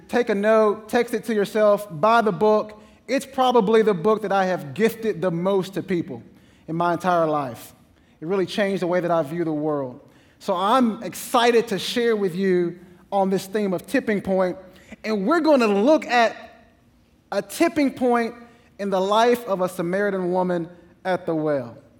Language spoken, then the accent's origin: English; East Texas, United States; I'm from East Texas